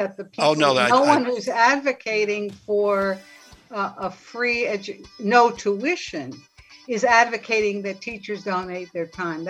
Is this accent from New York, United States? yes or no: yes; New York City, New York, United States; that generation of my family all went to free four-year colleges. Brooklyn College, City College, in our case, because we grew up in New York.